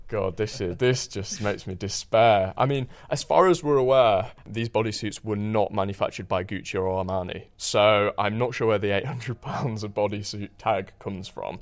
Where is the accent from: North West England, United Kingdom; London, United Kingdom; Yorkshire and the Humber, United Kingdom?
Yorkshire and the Humber, United Kingdom; Huddersfield; born or raised there